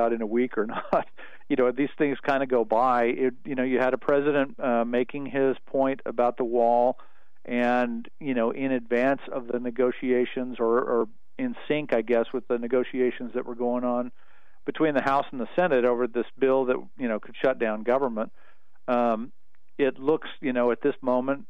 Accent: El Paso, Texas, United States; I grew up mostly in El Paso, and it's right on the border

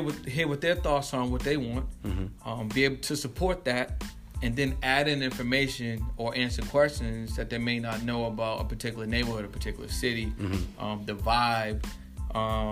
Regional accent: Boston, Massachusetts, United States; now in Austin, United States; I'm from Boston

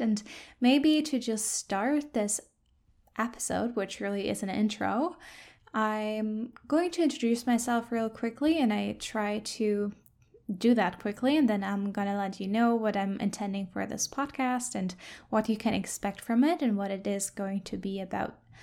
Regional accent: Germany; moved away as an adult; now in Victoria, Canada; I grew up in Germany

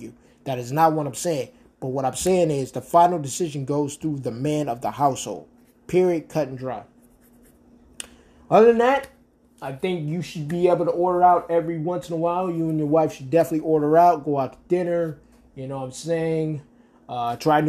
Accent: Rochester, New York, United States; moved away; Rochester, New York is my hometown, is where I was born and where I was raised.

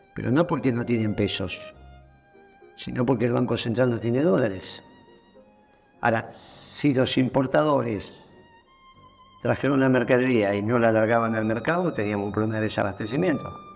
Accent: Argentina

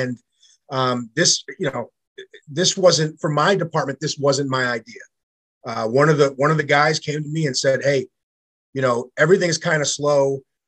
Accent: New York, United States; So I grew up in New York for a small portion of my life.

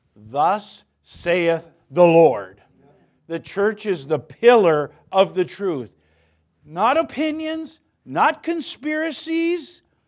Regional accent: North Dakota, United States; born and raised in North Dakota, got saved at eighteen at Bible Baptist Church.

